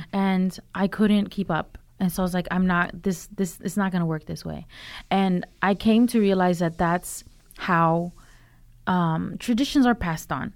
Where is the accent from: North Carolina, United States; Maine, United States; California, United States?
North Carolina, United States; Durham; also born or lived in Los Angeles; I grew up in Durham.